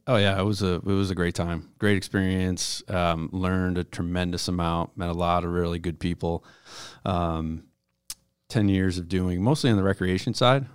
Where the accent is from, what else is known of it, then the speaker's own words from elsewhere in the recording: Buffalo, New York, United States; moved away as an adult; I grew up in Buffalo and I graduated from high school, went down to New York City for college